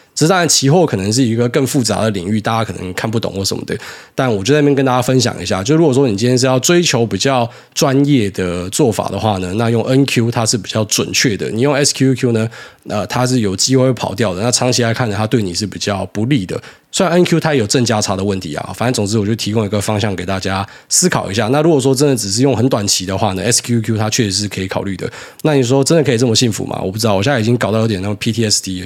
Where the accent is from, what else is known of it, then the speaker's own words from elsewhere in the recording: Miaoli County, Taiwan; moved away as an adult; also born or lived in Taipei; 我以前是念福大的嘛，然后那时候来台北的时候，因为我是苗栗的小孩，然后来台北的时候呢，哎，就是在外面租房子嘛